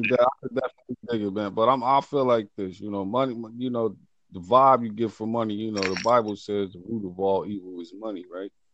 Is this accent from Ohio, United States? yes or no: yes; Ohio, United States; I'm from America, man. Ohio, the states.